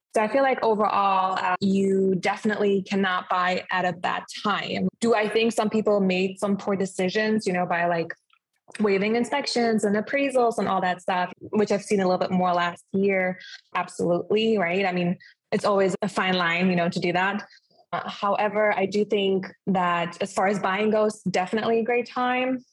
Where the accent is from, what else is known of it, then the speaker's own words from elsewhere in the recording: Germany; moved away as an adult; also born or lived in Clearwater Beach, Florida; now in Clearwater, United States; I am originally from Germany, but I did decide to move to the United States at age of 20